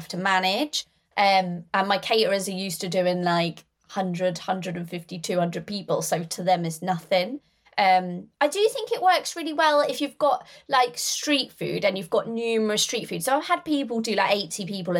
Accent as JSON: {"language": "English", "town": "Norwich", "region": "East of England", "country": "United Kingdom", "moved": "yes", "lives_now": "Northamptonshire, United Kingdom", "said": "I'm from Norfolk, in Norwich."}